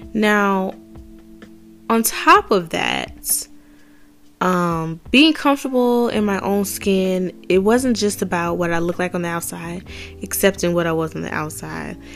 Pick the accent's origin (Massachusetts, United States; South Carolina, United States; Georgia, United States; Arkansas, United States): Georgia, United States; Atlanta; I grew up in Atlanta. I grew up in DeKalb